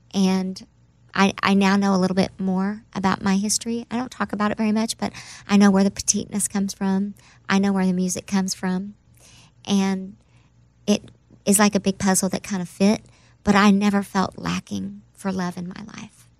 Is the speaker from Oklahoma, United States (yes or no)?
yes; Oklahoma, United States; moved away; also born or lived in New York; I'm from Oklahoma, so that's my home